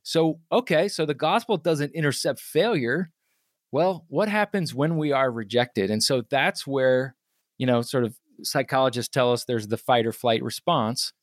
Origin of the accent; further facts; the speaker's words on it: Charlottesville, Virginia, United States; I grew up in Charlottesville, Virginia